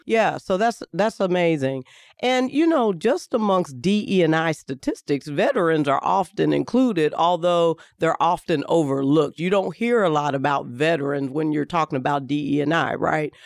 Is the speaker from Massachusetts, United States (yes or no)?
no; Kentucky, United States; moved away as an adult; now in Indianapolis, United States; I'm from Kentucky